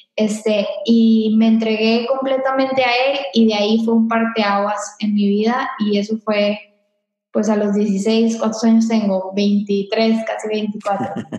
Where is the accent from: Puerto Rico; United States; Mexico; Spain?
Mexico; Monterrey, Nuevo León; yo soy aquí de Monterrey, tengo toda mi vida acá